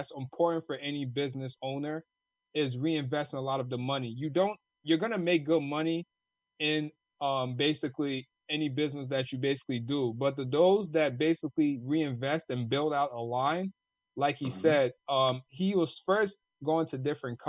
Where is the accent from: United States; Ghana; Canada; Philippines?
Ghana; From Ghana.